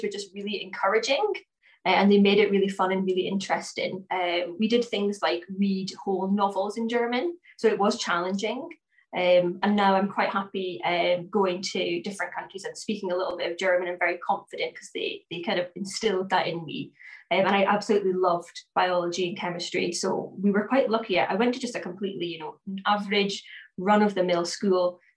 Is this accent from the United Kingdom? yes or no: yes; Aberdeen, Scotland, United Kingdom; now in Cockermouth, United Kingdom; I grew up in Aberdeen.